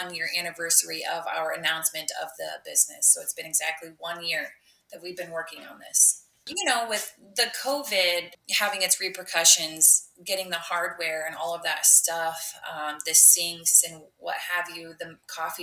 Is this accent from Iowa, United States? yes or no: yes; Neola, Iowa, United States; I grew up in Neola. I born and raised